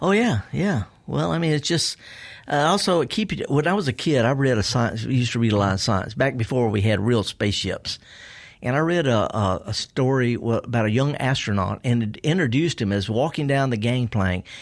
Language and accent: English; the South, United States; I was raised in the South